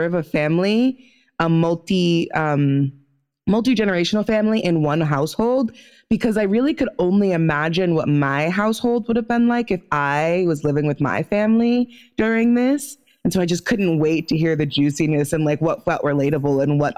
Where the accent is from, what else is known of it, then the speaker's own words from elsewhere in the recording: United States; I'm also American born.